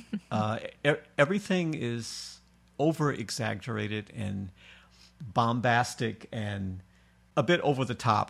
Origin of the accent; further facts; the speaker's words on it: Detroit, Michigan, United States; moved away as an adult; also born or lived in New York; I was from Detroit, so we talk a little bit slower